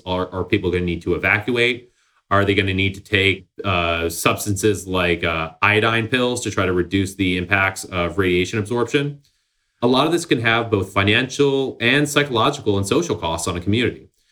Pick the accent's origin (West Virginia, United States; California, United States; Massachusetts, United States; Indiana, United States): Massachusetts, United States; Somerville; Somerville, Massachusetts, uh, underrated. It's my hometown, uh, just north of Boston.